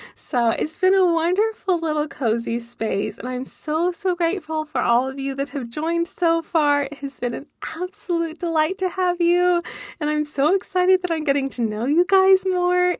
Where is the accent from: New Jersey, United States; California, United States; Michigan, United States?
California, United States; moved away; I'm from California originally as well.